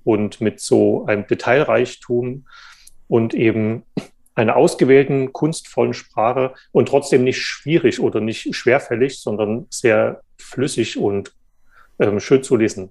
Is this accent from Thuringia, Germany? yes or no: no; Saxony, Germany; moved away as an adult; also born or lived in Jena; now in Frankfurt, Germany; Ich bin da noch in der DDR geboren und bin dann in Sachsen aufgewachsen